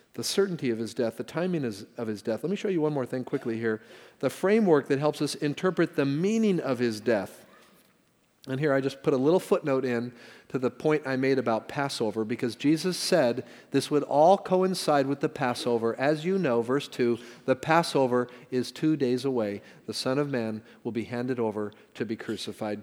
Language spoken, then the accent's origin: English; Castro Valley, California, United States; I'm from the Bay Area. Okay, great. You know what part? Well, Castro Valley